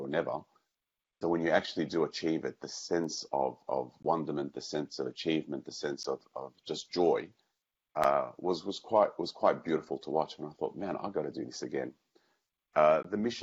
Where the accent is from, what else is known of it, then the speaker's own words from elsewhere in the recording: Australia; growing up in Australia